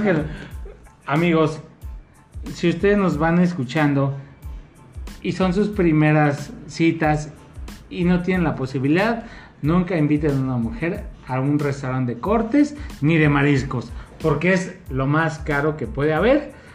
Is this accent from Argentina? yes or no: no; Mexico; nuestra forma de ser como mexicanos